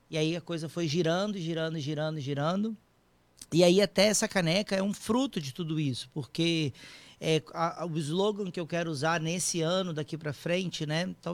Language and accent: Portuguese; Vitória, Espírito Santo, Brazil; now in São Paulo, Brazil; e daí eu me mudei para São Paulo, saí de Vitória no Espírito Santo Fui morar em São Paulo para poder fazer o curso.